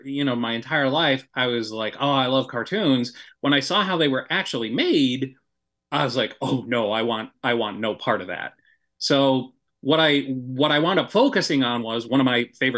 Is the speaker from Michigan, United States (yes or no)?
yes; Kalamazoo, Michigan, United States; moved away as an adult; there was a small production studio in my hometown of Kalamazoo